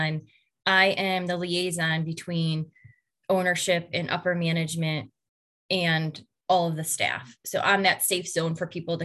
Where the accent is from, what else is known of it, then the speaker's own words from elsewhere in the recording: Brook Park, Ohio, United States; now in Brunswick, United States; I was born and raised in Brook Park, Ohio, and now a resident of Brunswick